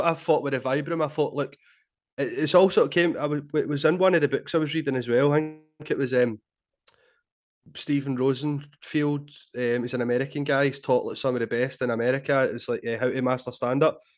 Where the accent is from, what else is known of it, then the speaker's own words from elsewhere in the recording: Glasgow, Scotland, United Kingdom; I grew up in Glasgow